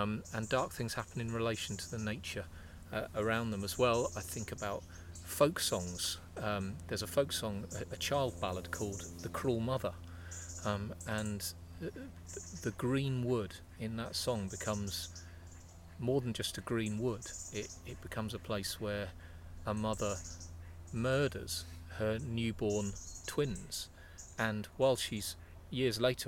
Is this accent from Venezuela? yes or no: no; the Fens, East of England, United Kingdom; I was raised in the Fens